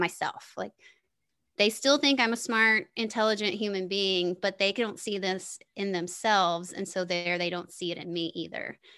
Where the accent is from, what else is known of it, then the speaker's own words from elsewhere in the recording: the South, United States; moved away as an adult; also born or lived in Denver, Colorado; I grew up in the South